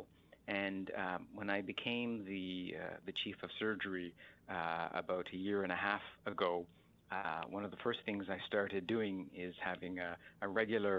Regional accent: Canada; a young child growing up in Canada

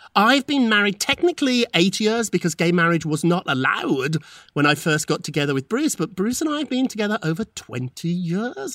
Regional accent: United Kingdom; moved away; when I was growing up in Britain

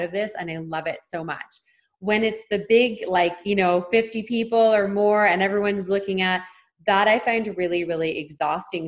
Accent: Ontario, Canada; moved away as an adult; now in British Columbia, Canada; I'm from Ontario and moved to BC three years ago.

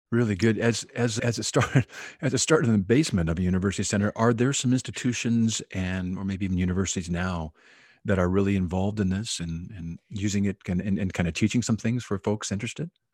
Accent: Oahu, Hawaii, United States; Oahu, Hawaii, which is my hometown

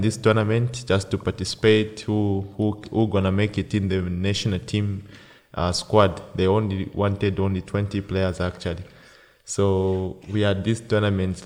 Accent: Copperbelt Province, Zambia; moved away as an adult; also born or lived in Lusaka, Zambia; now in Austria; I was born in the Copper Belt

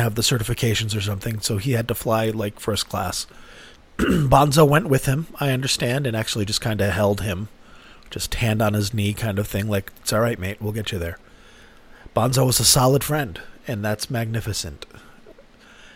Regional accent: United States; I'm American.

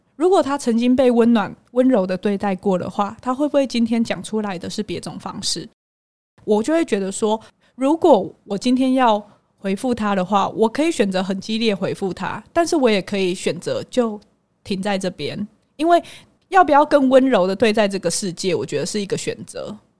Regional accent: Hualien, Hualien County, Taiwan; accent: Taiwanese Mandarin; 口音，我就是花莲人啊，那我台湾国语

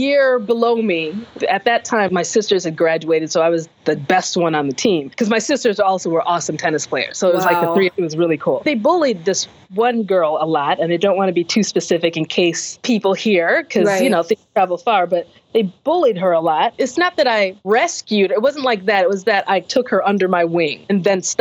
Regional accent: United States; being American, basically, racism in America, black in America

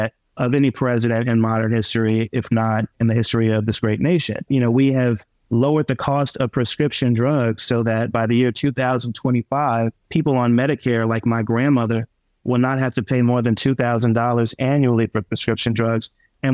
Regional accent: Rockland County, New York, United States; I grew up poor in Rockland County

